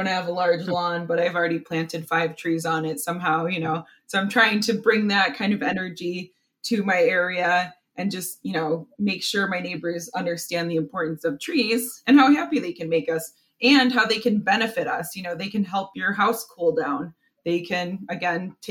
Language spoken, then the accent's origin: English; Buffalo, New York, United States; moved away as an adult; also born or lived in St. Lawrence, New York; now in Cleveland, United States; I grew up in Buffalo, New York